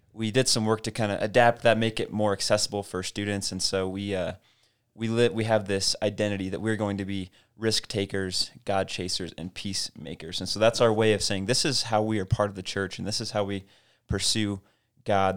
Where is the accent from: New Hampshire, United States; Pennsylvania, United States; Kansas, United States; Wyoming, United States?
Wyoming, United States; Casper; I grew up in Casper and Harold was my youth pastor